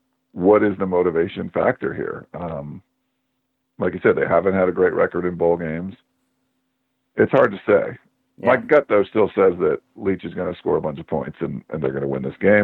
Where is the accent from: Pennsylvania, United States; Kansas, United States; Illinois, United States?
Pennsylvania, United States; Pittsburgh; moved away; I'm from the Pittsburgh area originally.